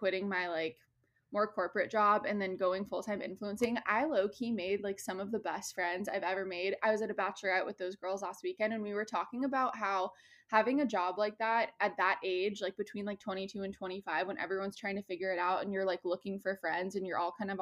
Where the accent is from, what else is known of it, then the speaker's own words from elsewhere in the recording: Midwest, United States; now in Los Angeles, United States; I'm a Midwesterner